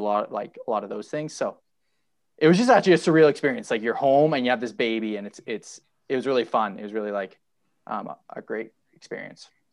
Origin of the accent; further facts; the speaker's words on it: Ottawa, Ontario, Canada; now in Calgary, Canada; I grew up in Ottawa